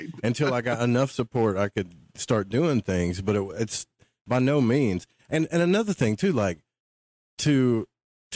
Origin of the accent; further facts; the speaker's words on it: upstate New York, United States; moved away as an adult; now in Florida, United States; I moved from upstate to Florida at 38, 39 years old